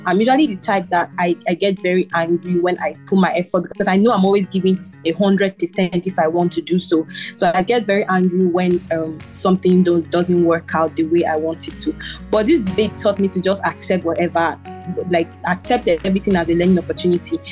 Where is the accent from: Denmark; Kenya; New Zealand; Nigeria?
Nigeria